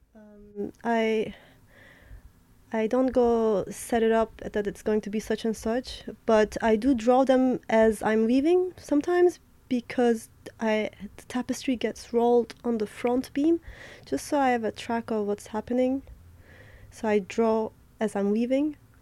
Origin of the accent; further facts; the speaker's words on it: Adana, Turkey; moved away as an adult; also born or lived in Berlin, Germany / New York, United States / Istanbul, Turkey; now in Paris, France; I was born in Berlin. I grew up in um, southeastern Mediterranean Turkey city called Adana, where kebab is from